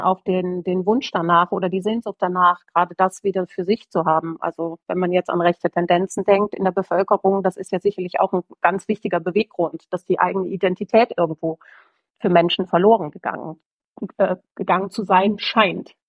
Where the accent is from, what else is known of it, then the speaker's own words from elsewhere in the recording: Oberbergisches Land, near Gummersbach, North Rhine-Westphalia, Germany; moved away as an adult; now in Bavaria, Germany; im oberbergischen Land bin ich geboren, in der Nähe von Gummersbach.